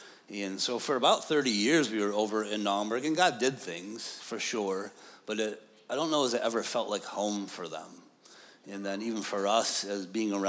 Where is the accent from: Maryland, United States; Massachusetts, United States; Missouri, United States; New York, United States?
New York, United States; upstate; also born or lived in Pine Grove; We are from New York, upstate.